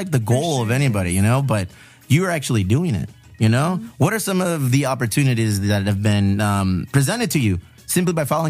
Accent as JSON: {"language": "English", "town": "San Diego", "region": "California", "country": "United States", "tie": "born or raised there", "said": "your artwork oozes with all the culture that we were raised with here in San Diego and the border towns of Tijuana here, Chula Vista."}